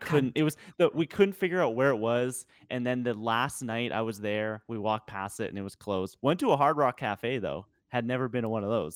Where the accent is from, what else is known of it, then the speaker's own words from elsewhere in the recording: Western Canada, Canada; the western part of Canada